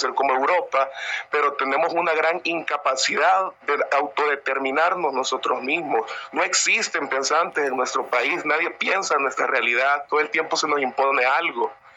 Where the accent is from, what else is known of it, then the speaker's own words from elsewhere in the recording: San Miguel, El Salvador; yo soy de San Miguel